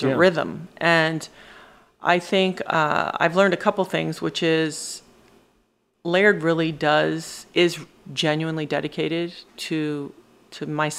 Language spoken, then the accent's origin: English; St. Thomas, U.S. Virgin Islands; That's how I grew up in the Caribbean.